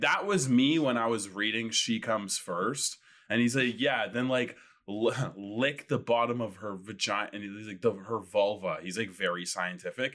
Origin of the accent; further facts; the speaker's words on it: Winnipeg, Manitoba, Canada; now in Toronto, Canada; Originally from Winnipeg, Manitoba